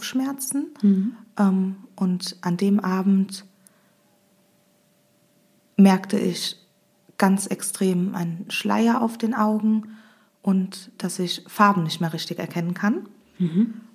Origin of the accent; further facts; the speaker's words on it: Hömberg, Germany; Ich komme aus Hömberg und bin 31 Jahre alt.